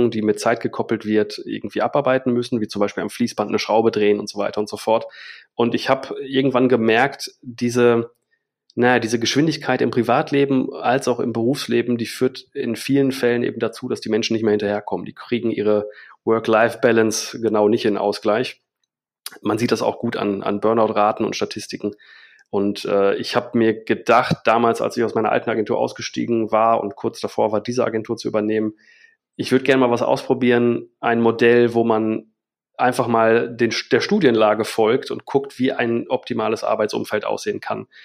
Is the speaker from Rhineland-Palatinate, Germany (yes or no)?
no; Bielefeld, North Rhine-Westphalia, Germany; born there; also born or lived in England / Australia / Bavaria; ich bin studierter Medienwissenschaftler, ich gebürtiger Bielefelder. Ich habe ein paar Jahre im Ausland gelebt, in England, in Australien, in Bayern, wenn man das so sagen kann, für, für uns Westfalen.